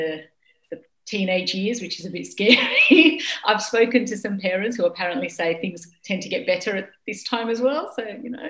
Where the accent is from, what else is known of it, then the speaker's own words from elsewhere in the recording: Australia; moved away as an adult; now in Qatar; I am from Australia. Egyptian background. I have been in Qatar now for 5 years